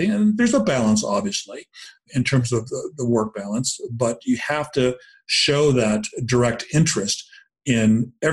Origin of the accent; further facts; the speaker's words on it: Tokyo, Japan; born there; I, I was born in Tokyo, um, and uh, oh, cool. Japanese American descent.